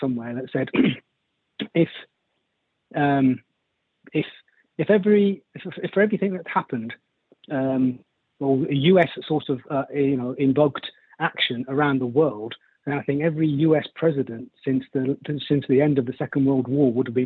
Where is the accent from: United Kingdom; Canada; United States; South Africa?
United Kingdom; England; also born or lived in Birmingham / Yemen (ancestry); now in Wokingham, United Kingdom; I'm from the United Kingdom. You know, but I'm born in England. I'm not originally from Birmingham. I don't know if you could pick that up in my accent, but I moved down to the southeast of England for work